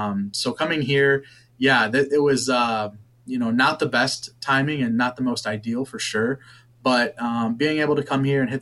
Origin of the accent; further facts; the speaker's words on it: Dansville, Michigan, United States; also born or lived in Johnson City, Tennessee / Asheville, North Carolina; So I'm local. I grew up in Dansville, Michigan, went to Dansville High School